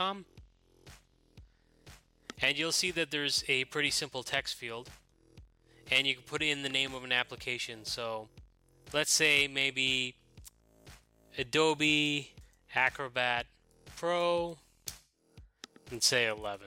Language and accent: English; Ireland; moved away; my home country of Ireland